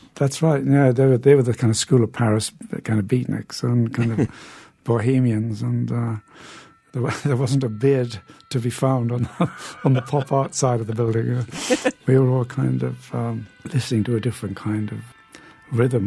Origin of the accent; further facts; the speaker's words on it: Newcastle upon Tyne, North East England, United Kingdom; my hometown of Newcastle in the uh, north of England.